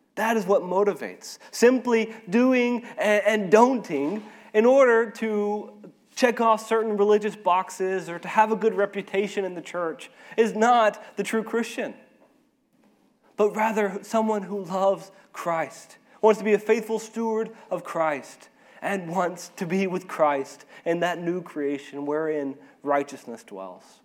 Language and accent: English; Arkansas, United States; moved away as an adult; now in Ecuador; I am from Arkansas, I'm an Arkansan, or I'm an American